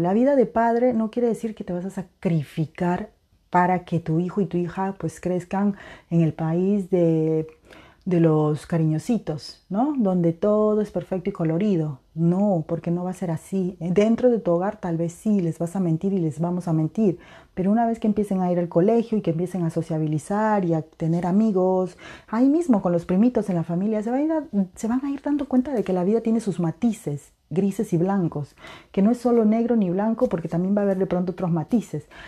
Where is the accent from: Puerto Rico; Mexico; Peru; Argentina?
Peru; now in Europe; en mi país de nacimiento, en Perú